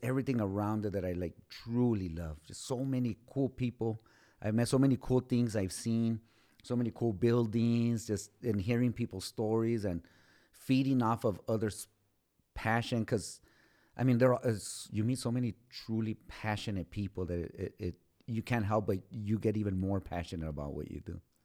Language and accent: English; Socorro, Texas, United States; I was born and raised in Socorro